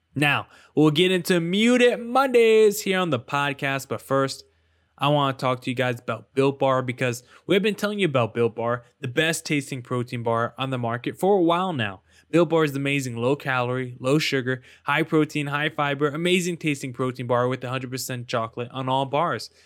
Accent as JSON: {"language": "English", "region": "East Coast", "country": "United States", "said": "I'm from the East Coast"}